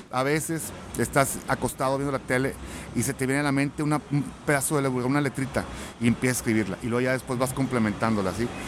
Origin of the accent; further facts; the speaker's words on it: Mexico; nuestro estilo los mexicanos.